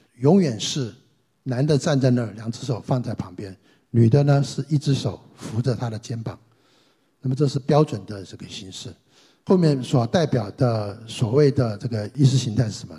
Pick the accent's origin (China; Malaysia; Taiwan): China; 我们中国人的这个所谓的灵魂观